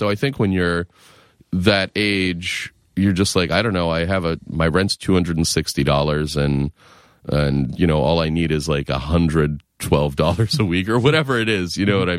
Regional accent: Lexington, Massachusetts, United States; I am. I'm from outside Boston. I grew up in Lexington, Mass, and then I went to Western Mass for school.

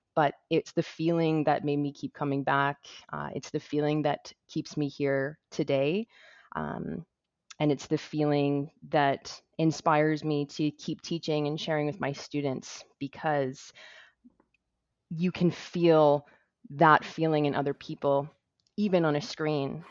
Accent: Toronto, Ontario, Canada; my hometown of Toronto, Ontario

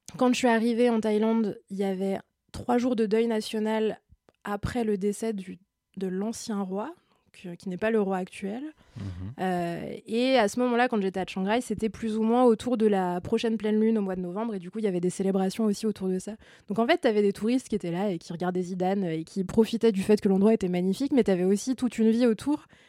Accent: France; en tant que Français et euh, membres de l'espace Schengen

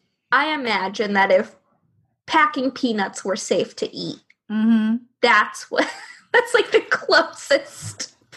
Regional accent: the South, United States; growing up in the South

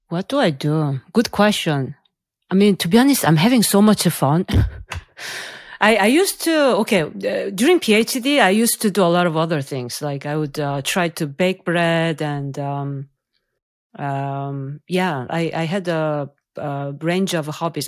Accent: South Korea; moved away; I'm from South Korea

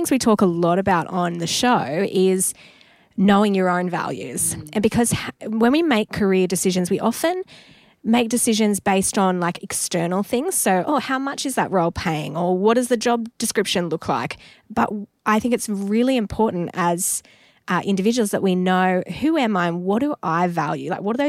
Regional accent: Newcastle, New South Wales, Australia; when you're in Newcastle in my hometown, you do need to eat Uprising's beautiful baked deliciousness.

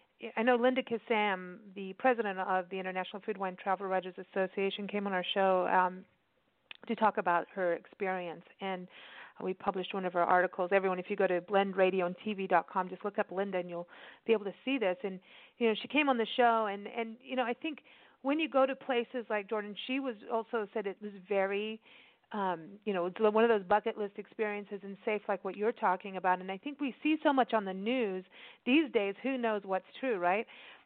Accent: Kenya; also born or lived in South Africa; I grew up that way. I grew up in Kenya and South Africa, and I'm used to being checked for bombs and things all the time.

